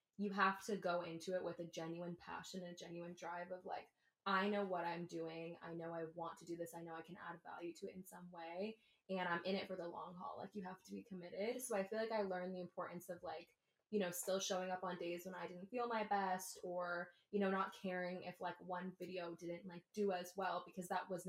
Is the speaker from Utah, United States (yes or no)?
no; Southern California, United States; I'm from SoCal